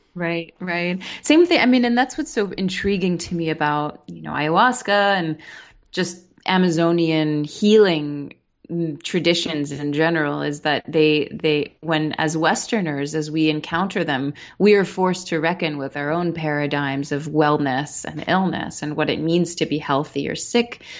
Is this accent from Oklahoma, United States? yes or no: no; New York City, New York, United States; I'm born and raised in New York City